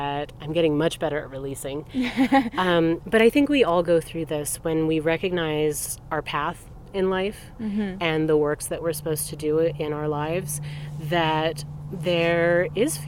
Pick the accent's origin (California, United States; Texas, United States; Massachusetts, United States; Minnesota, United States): Texas, United States; I am from Texas